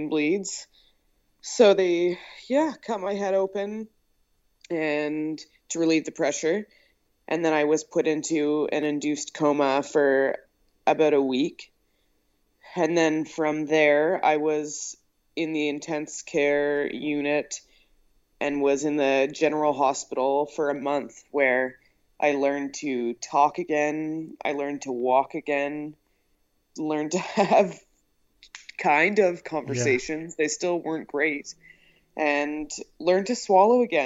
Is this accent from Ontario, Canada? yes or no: no; Halifax, Nova Scotia, Canada; I am from Halifax, Nova Scotia.